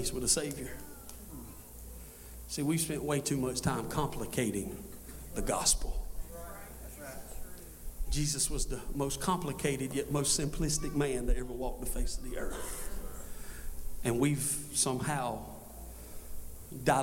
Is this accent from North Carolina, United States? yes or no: yes; Scotland County, North Carolina, United States; I'm from Scotland County